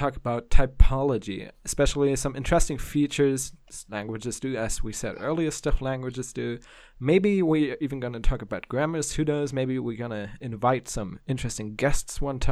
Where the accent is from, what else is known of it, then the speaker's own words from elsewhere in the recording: Germany; I'm a student from Germany